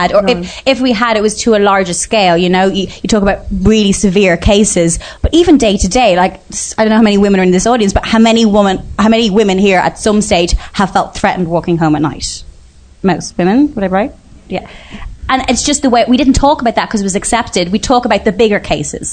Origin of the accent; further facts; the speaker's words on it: Bray, County Wicklow, Ireland; I'm from Bray